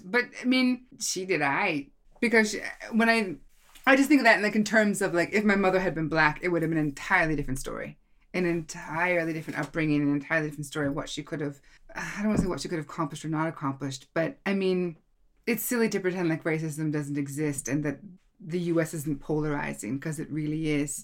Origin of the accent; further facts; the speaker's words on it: Seattle, Washington, United States; moved away as an adult; now in Norway; I was born in Seattle, Washington